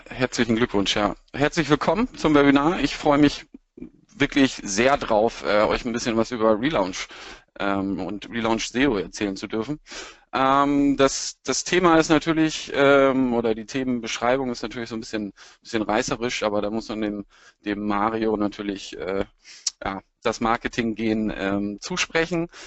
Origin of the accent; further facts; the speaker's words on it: Lower Saxony, Germany; now in Hamburg, Germany; bin Niedersachse, der jetzt in Hamburg heimisch geworden ist und gebeutelter Werder Bremen-Fan.